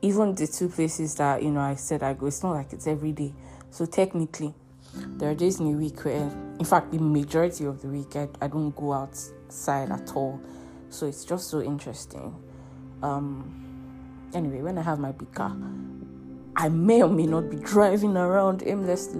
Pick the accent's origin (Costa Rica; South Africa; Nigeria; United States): Nigeria; also born or lived in Europe; As a Nigerian in Nigeria